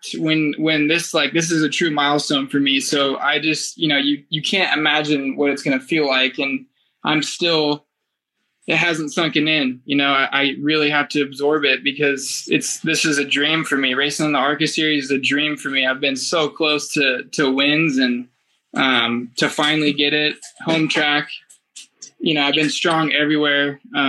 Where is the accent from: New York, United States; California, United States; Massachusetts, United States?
California, United States; Roseville; It was my hometown and it was, you know, the track I grew up racing